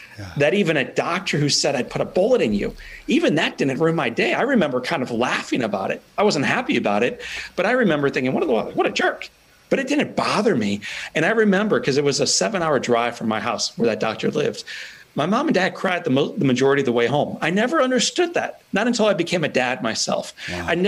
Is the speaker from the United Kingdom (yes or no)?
no; Italy; it's as beautiful as the Italian sunsets I used to watch growing up in Italy.